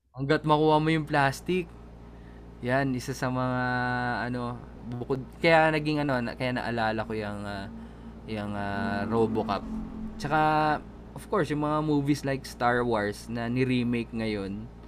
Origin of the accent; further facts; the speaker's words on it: Tagaytay, Calabarzon, Philippines; taga Tagaytay kami. Malayo naman kami sa Manila.